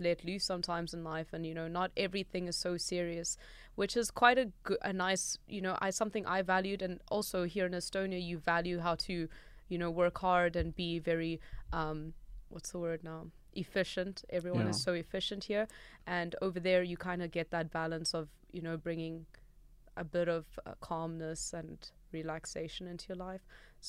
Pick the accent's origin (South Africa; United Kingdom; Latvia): South Africa; Yeah, no, being from South Africa, you try to avoid danger at all costs.